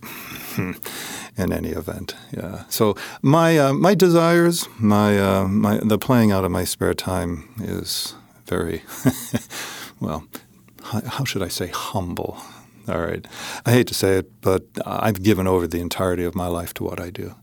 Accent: Hamilton, Ontario, Canada; now in Upstate New York, United States; I grew up just in Hamilton, Ontario

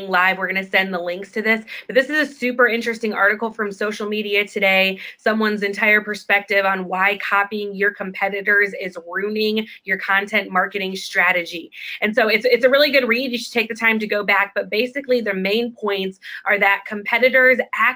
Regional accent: Chicago, Illinois, United States; we're from Chicago

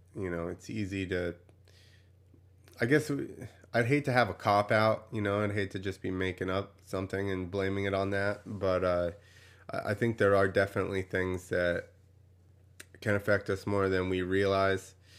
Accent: New Jersey, United States; I grew up in New Jersey

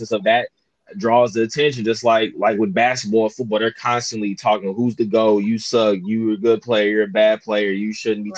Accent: Detroit, Michigan, United States; I'm from Detroit.

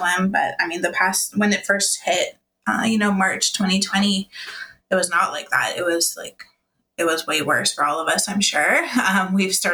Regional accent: Toronto, Ontario, Canada; I didn't move too much out of Toronto. So I was born in Toronto

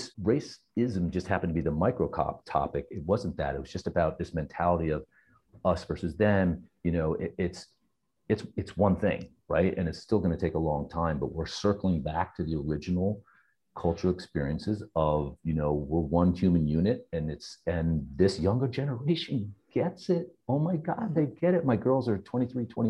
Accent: New Jersey, United States; He raised us in Jersey

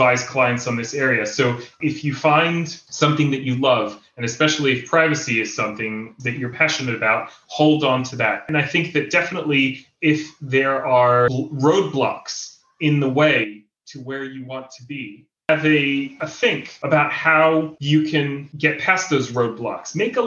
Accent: Jerusalem, Jerusalem District, Israel; I moved to Israel when I was 7 years old. I grew up here in Israel, in Jerusalem

